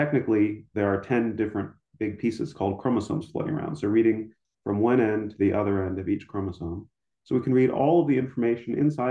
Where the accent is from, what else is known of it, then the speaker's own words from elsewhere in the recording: Ames, Iowa, United States; moved away as an adult; also born or lived in New York / California / St. Louis, Missouri / Nebraska; now in Lincoln, Nebraska, United States; I grew up in Ames, Iowa